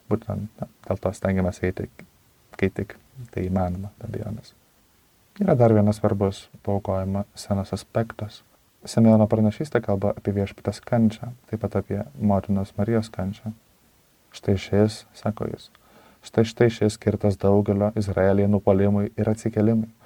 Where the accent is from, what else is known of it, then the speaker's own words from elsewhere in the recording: Lithuania; Na, mes, lietuviai, be abejonės, sakykime, greičiausiai patenkame į šią kategoriją, nesame žydai.